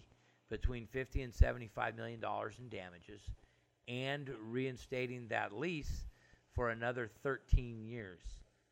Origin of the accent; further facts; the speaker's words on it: Phoenix, Arizona, United States; I was born in Phoenix.